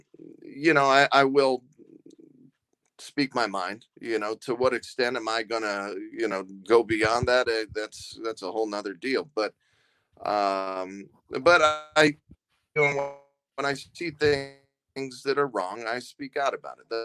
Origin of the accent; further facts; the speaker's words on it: Southern California, United States; moved away as an adult; I grew up in Southern California